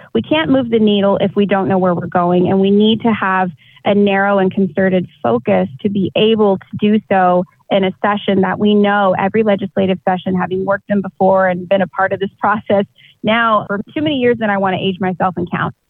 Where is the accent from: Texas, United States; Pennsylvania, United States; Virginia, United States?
Texas, United States; Austin; moved away as an adult; also born or lived in Chicago, Illinois; now in San Antonio, United States; I was born and raised in Austin, South Austin, there, almost by Buda. Uh, grew up there